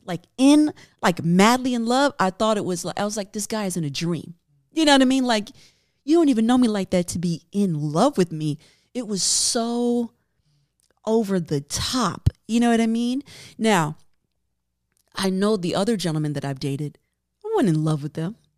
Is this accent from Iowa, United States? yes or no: no; New York, United States; I'm from New York